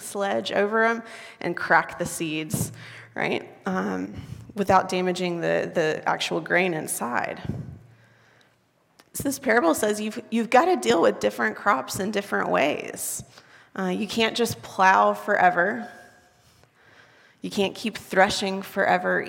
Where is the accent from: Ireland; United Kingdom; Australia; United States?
United States; the South; now in Waco, United States; I'm from the South where it rains.